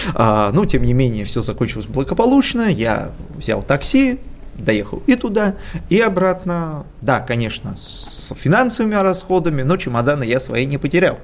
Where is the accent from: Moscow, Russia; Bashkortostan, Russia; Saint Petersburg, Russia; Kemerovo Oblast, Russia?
Moscow, Russia; я москвич